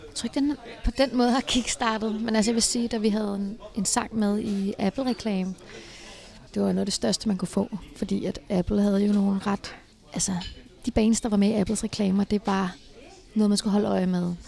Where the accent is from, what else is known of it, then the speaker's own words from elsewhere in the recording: Herlev, Capital Region of Denmark, Denmark; min, at min opvækst i Herlev var helt fantastisk